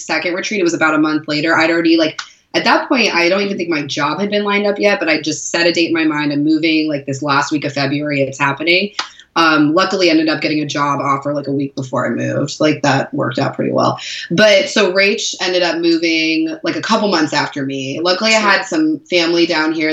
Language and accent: English; Seattle, Washington, United States; now in San Diego, United States; I'd say Seattle